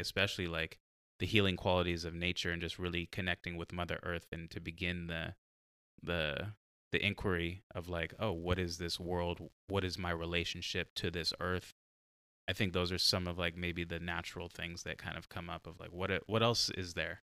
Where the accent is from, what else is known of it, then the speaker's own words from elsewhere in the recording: San Diego, California, United States; now in Oregon, United States; I'm from San Diego